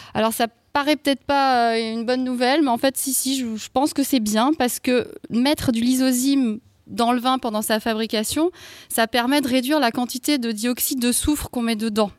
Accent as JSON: {"language": "French", "area": "Alsace", "region": "Grand Est", "country": "France", "said": "je viens d'Alsace"}